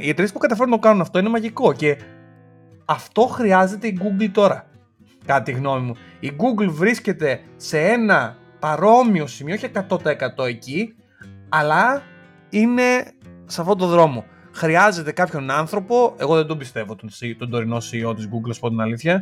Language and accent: Greek; Greece; όταν ήμασταν παιδιά, νομίζω στην Ελλάδα γενικά ήμασταν πιο πολύ DC παρά Marvel